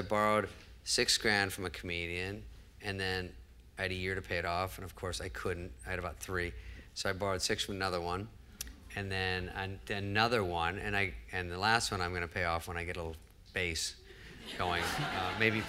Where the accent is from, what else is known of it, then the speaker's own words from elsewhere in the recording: Arizona, United States; moved away as an adult; also born or lived in Los Angeles; I was just from Arizona, I was 20